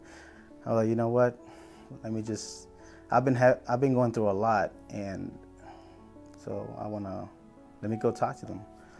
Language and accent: English; South Carolina, United States; also born or lived in Brownsville, Texas; I was born in Brownsville, Texas, raised here in South Carolina